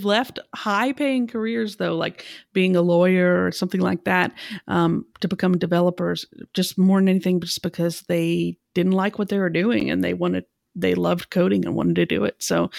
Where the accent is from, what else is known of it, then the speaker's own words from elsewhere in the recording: Atlanta, Georgia, United States; moved away as an adult; now in Chicago, United States; Well, I live in Chicago now, but I'm actually from Atlanta. So I lived in Atlanta from the time that I was 2 up until a year ago.